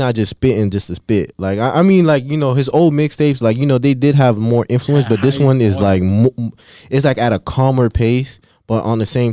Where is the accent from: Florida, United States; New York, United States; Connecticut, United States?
Florida, United States; I'm from Florida, like, we from Florida